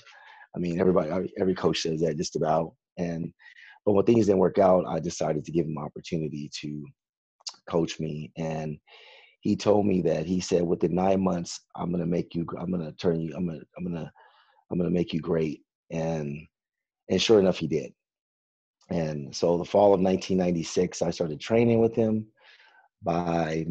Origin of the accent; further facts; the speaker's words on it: Riverside, California, United States; I was born and raised in Riverside, California